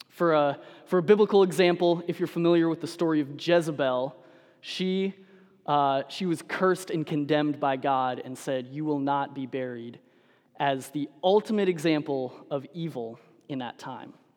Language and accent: English; Denver, Colorado, United States; I'm a Broncos fan, and so I grew up in Denver.